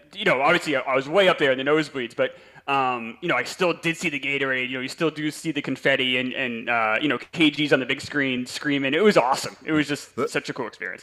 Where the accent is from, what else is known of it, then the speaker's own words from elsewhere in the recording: New York, United States; I'm from New York